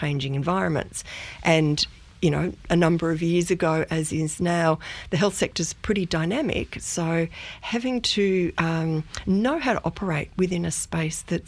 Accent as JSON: {"language": "English", "town": "Melbourne", "region": "Victoria", "country": "Australia", "tie": "born or raised there", "also_born_or_lived": "Dinner Plain / Myrtleford", "moved": "as an adult", "lives_now": "Beechworth, Australia", "said": "I grew up in Melbourne. So I grew up in the eastern suburbs of Melbourne and had what I call a pretty idyllic childhood."}